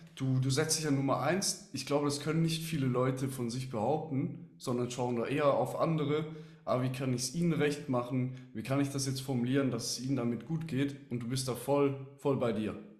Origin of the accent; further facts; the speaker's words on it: Switzerland; als Schweizer weiß ich auch